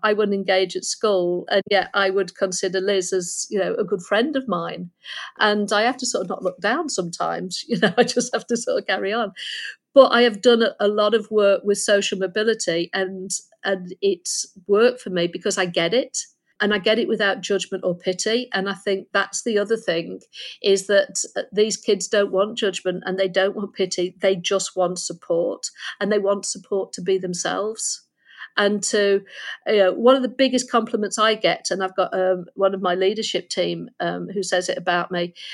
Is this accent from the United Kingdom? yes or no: yes; Lincolnshire near Skegness, East Midlands, United Kingdom; moved away; I was born in Lincolnshire near Skegness, and my my mother left when I was six